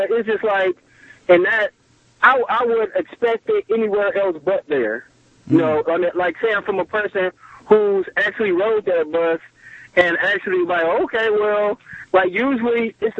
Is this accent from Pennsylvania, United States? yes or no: no; Cleveland, Ohio, United States; As you know, I'm from Cleveland.